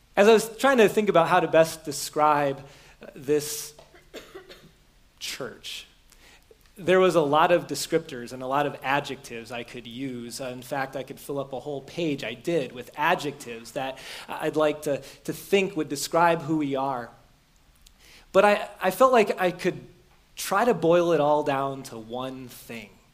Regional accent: Beaver Dam, Wisconsin, United States; moved away; the house I grew up in in Beaver Dam where my parent, Wisconsin, where my parents don't live anymore

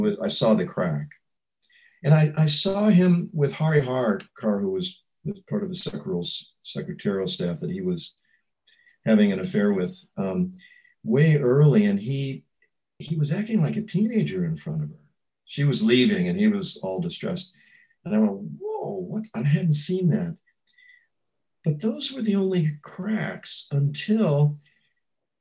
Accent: St. Louis, Missouri, United States; moved away as an adult; also born or lived in Canada; I was from St. Louis

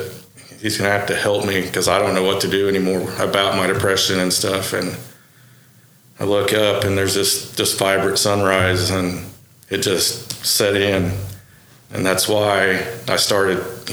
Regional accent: Okarche, Oklahoma, United States; I was born out in Okarchee, and I actually grew up in the city for a while, and then I moved back out to the farm in Okarchee when I was in sixth grade with my dad, and went to Okarchee schools and grew up there

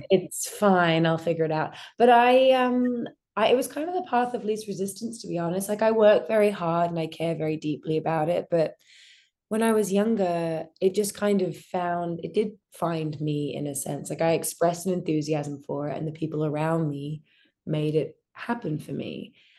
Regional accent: Australia; I grew up in Australia in a pretty normal family

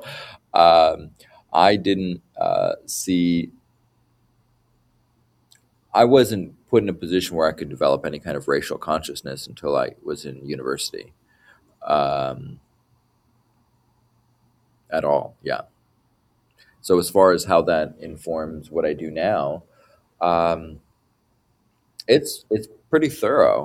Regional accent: Beaverton, Oregon, United States; when I was a student in Beaverton, there were very few Asian kids

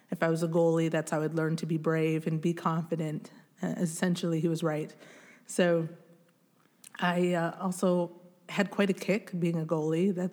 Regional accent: DR Congo; born there; So I was born in the Democratic Republic of the Congo in a mud hut.

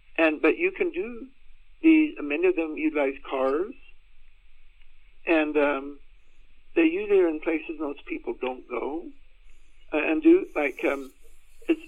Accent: United States; also born or lived in Austin, Texas; I was born and raised in the Tornado Alley in the U.S.

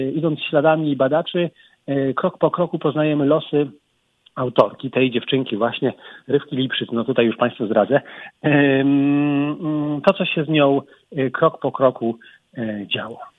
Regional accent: Kraków, Lesser Poland, Poland; Krakusem z urodzenia. Także znaczy, ja wychodzę na pole. Nie na dwór, ale na pole wychodzę.

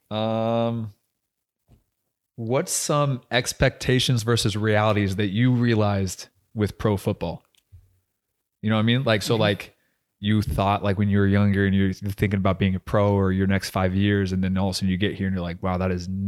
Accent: New Zealand; I came from New Zealand

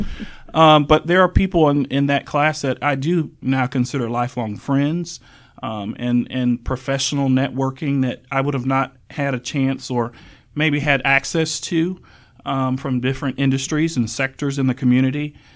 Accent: Wakulla County, Florida, United States; now in Tallahassee, United States; I am a Wakulla native. I grew up in Wakulla County

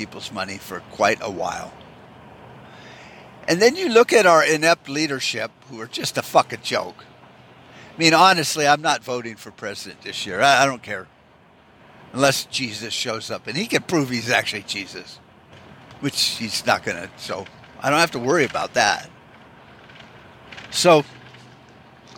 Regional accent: United States; we, as American socialists

